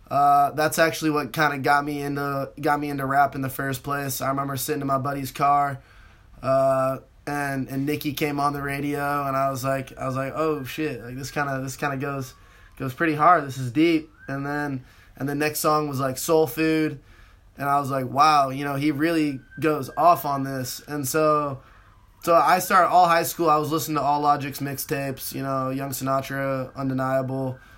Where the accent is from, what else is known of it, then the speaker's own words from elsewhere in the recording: West Coast, United States; you know I'm from the West Coast.